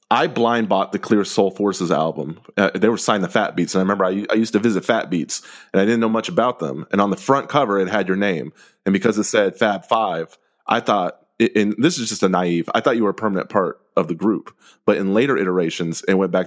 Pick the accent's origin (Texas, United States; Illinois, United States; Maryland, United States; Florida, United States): Texas, United States; we're Texans